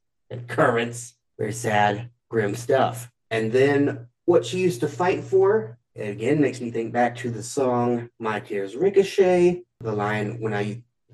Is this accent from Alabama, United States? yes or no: yes; Alabama, United States; I'm from Alabama